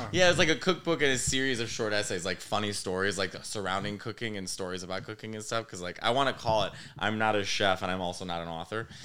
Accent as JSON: {"language": "English", "town": "Arlington Heights", "region": "Illinois", "country": "United States", "tie": "born or raised there", "also_born_or_lived": "Chicago", "moved": "as an adult", "lives_now": "New York, United States", "said": "Arlington Heights"}